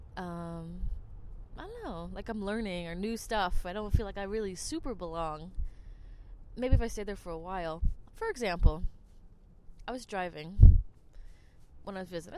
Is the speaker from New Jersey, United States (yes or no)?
yes; New Jersey, United States; moved away as an adult; now in Germany; I'm from Jersey